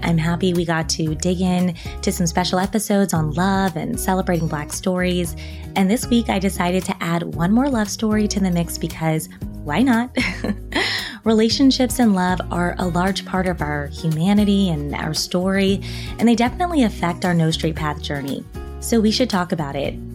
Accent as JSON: {"language": "English", "country": "United States", "said": "being an American"}